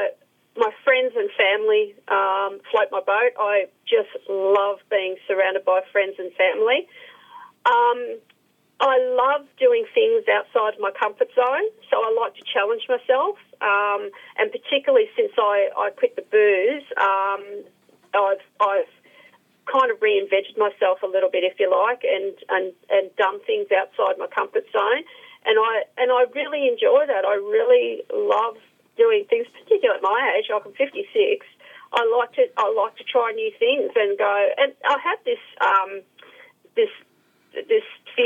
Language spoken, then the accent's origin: English; Melbourne, Victoria, Australia; I grew up in Melbourne, so I'm used to the cold weather